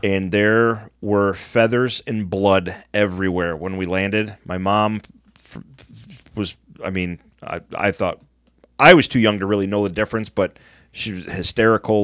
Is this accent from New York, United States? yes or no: no; Michigan, United States; growing up in Michigan